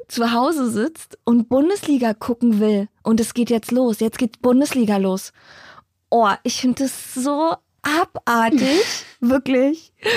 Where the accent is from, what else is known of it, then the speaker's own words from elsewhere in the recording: Berlin, Germany; ich bin ja eigentlich im Osten aufgewachsen, in Hellersdorf, in der Platte, so Randbezirk.